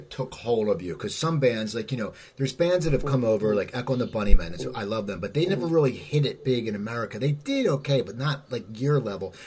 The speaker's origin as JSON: {"language": "English", "area": "near Philadelphia", "region": "Pennsylvania", "country": "United States", "tie": "born or raised there", "said": "I grew up near Philadelphia, and I live near Philadelphia now"}